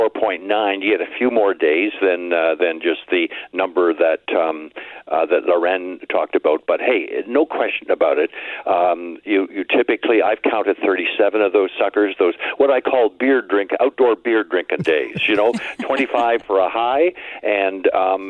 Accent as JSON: {"language": "English", "town": "Windsor", "region": "Ontario", "country": "Canada", "tie": "born or raised there", "moved": "yes", "lives_now": "Barrie, Canada", "said": "I was born in Windsor, Ontario, which is the thunderstorm capital of Canada"}